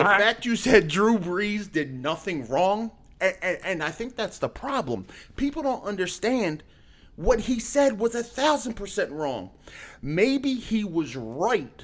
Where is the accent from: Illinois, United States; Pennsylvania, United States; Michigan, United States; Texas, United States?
Pennsylvania, United States; Philadelphia; I'm from Philly. I speak aggressively